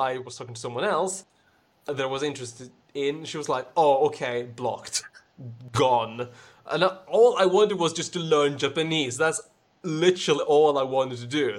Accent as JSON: {"language": "English", "country": "Sweden", "second_language": "English", "said": "I'm the one from Sweden"}